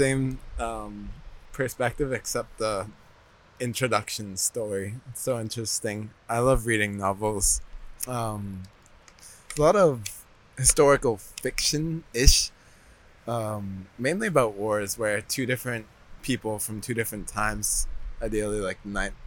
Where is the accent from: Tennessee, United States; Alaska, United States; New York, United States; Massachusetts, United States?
Massachusetts, United States; Boston; I was raised in Boston